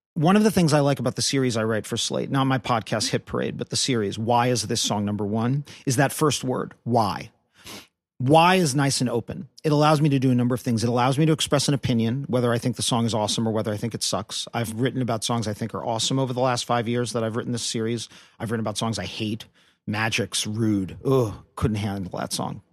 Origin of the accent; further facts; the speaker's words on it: New York City, New York, United States; I'm a kid from Brooklyn, New York